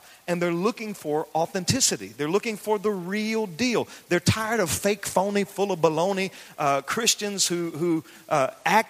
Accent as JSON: {"language": "English", "region": "the South", "country": "United States", "tie": "born or raised there", "said": "I grew up in the South. I grew up in the country."}